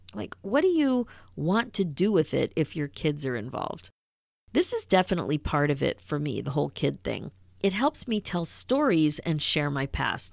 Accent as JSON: {"language": "English", "town": "Philadelphia", "region": "Pennsylvania", "country": "United States", "tie": "born or raised there", "said": "growing up in Philadelphia, Rocky was a big deal"}